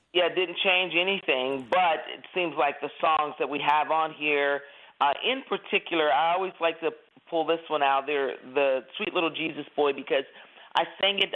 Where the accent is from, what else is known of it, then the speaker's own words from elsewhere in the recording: Washington, District of Columbia, United States; my brother and I were raised in Washington D.C. That's our hometown.